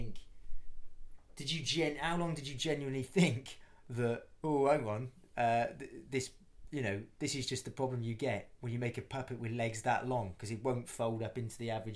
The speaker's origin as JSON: {"language": "English", "region": "South Wales", "country": "United Kingdom", "said": "I'm from South Wales"}